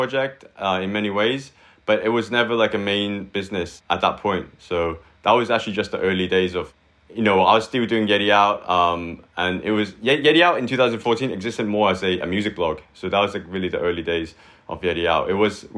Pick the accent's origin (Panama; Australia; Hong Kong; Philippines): Hong Kong; moved away as an adult; also born or lived in Manchester, United Kingdom / Vancouver, Canada / India; now in Shanghai, China; born and raised in Hong Kong till I was 18.